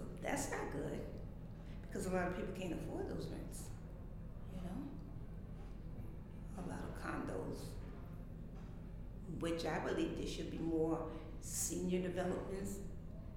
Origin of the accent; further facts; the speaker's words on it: New York City, New York, United States; also born or lived in South Carolina; I came from South Carolina, where I was born, to Brooklyn in 1958